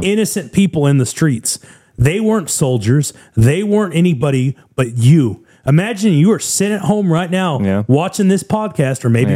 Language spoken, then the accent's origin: English; United States; I say this as an American